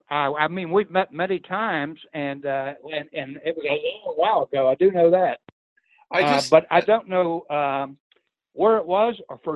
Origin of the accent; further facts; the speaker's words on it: Appalachia, United States; I grew up in Appalachia, so I knew what poor was.